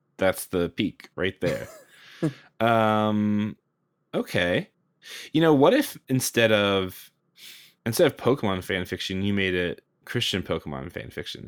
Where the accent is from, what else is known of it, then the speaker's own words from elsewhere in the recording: United States; just a Yankee onlooker from the from the United States over here